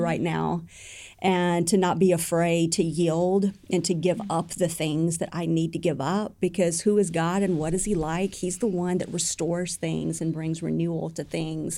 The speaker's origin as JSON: {"language": "English", "country": "United States"}